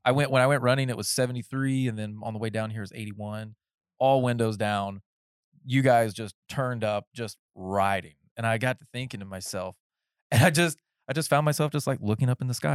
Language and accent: English; North Carolina, United States; moved away; I was raised in North Carolina in the woods